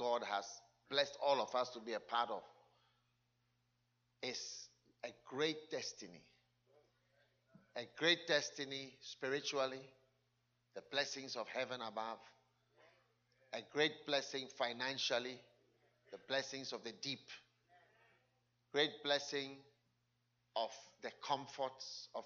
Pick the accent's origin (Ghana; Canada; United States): Ghana; moved away